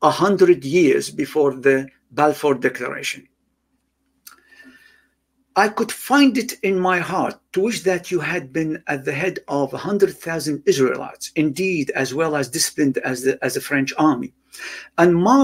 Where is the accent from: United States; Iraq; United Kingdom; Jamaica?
Iraq; moved away; I grew up in Iraq